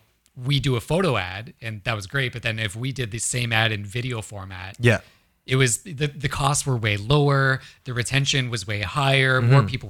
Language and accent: English; Ontario, Canada; now in Vancouver, Canada; So I grew up in Ontario